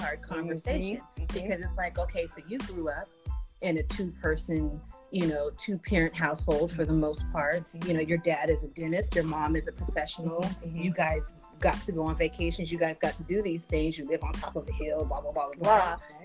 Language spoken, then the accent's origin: English; San Jose, California, United States; I grew up in San Jose, so there's not as many of us around